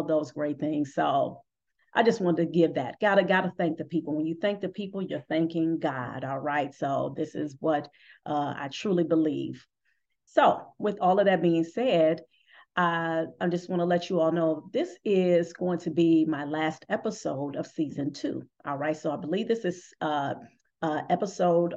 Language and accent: English; Cleveland, Ohio, United States; my hometown of Cleveland